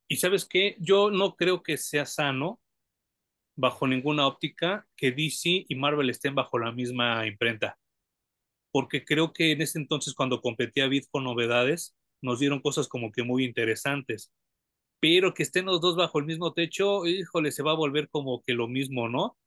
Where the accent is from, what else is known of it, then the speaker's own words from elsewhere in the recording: Mexico; como mexicanos